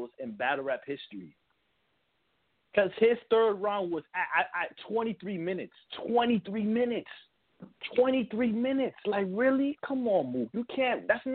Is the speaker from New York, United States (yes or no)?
yes; New York, United States; I'm from New York